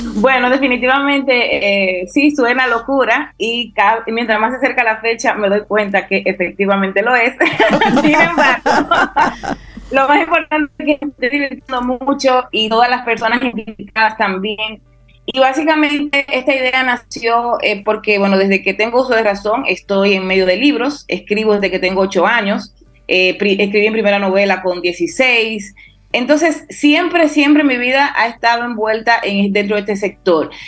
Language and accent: Spanish; Dominican Republic